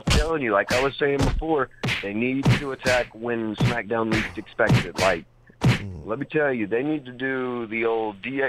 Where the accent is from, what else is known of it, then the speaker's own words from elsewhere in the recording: Georgia, United States; I've been here in Georgia 20-plus years of my life. I'm 24 now.